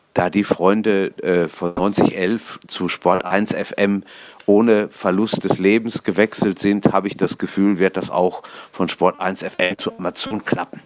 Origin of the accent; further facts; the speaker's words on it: Ruhr area, North Rhine-Westphalia, Germany; ein Kind des Ruhrgebiets